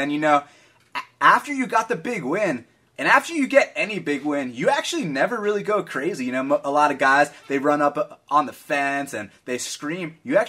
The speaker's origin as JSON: {"language": "English", "town": "Atlanta", "region": "Georgia", "country": "United States", "tie": "born or raised there", "said": "my hometown, Atlanta, Georgia"}